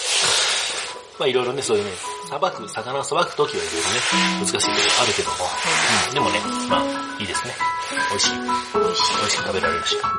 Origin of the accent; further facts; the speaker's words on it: Hiroshima, Japan; accent: Hiroshima dialect; 俺もね、あの、広島弁のことについて結構いろんな人から言われる